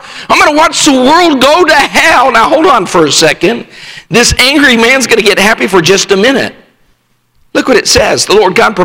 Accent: Rifle, Colorado, United States; I grew up in Rifle, Colorado, a town of 1,500 at the time

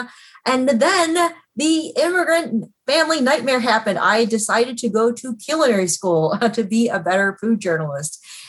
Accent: Chicago, Illinois, United States; also born or lived in Hong Kong; I was born in Hong Kong, raised in Chicago, grew up in my family's Chinese chop suey restaurants on the northwest side of the city.

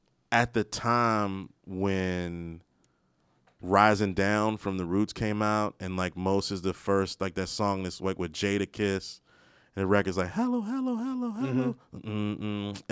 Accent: Maryland, United States; I'm from Maryland

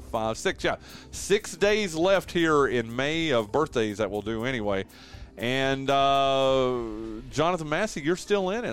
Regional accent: Western North Carolina, United States; I grew up in Western North Carolina

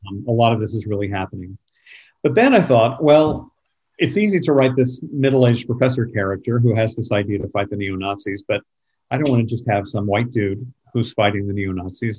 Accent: San Antonio, Texas, United States; high school where I grew up in San Antonio

